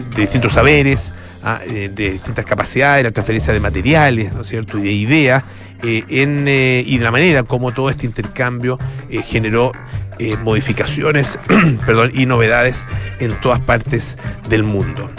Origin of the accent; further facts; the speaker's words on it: Chile; como americanos, menos como chilenos